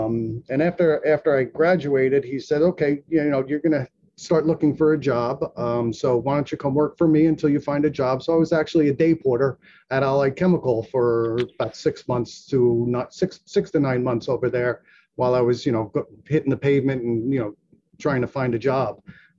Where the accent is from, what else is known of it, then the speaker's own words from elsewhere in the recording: Madison, New Jersey, United States; also born or lived in Brooklyn, New York; I was born in Brooklyn, New York, Bay Ridge, Brooklyn, to be exact. We moved here to Jersey when I was at 3 or 4 years old, and I grew up in Madison, New Jersey.